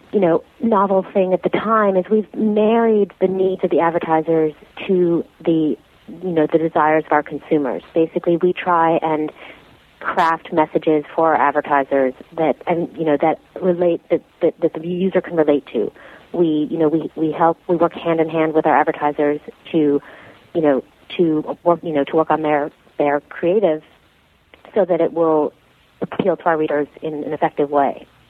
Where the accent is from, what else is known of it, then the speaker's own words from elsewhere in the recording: New York City, New York, United States; I grew up in New York City, born and raised.